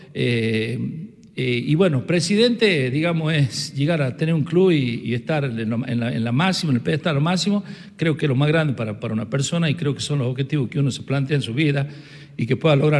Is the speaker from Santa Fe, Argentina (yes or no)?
no; Andalgalá, Catamarca, Argentina; yo soy nacido y criado acá en Andagalá